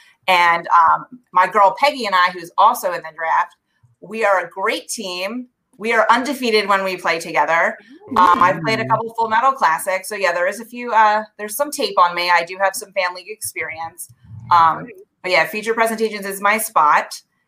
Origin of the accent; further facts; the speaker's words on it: New Jersey, United States; I'm from New Jersey.